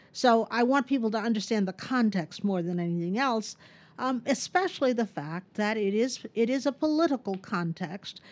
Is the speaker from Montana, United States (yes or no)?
no; Texas, United States; moved away; I, uh, moved back to my home state of Texas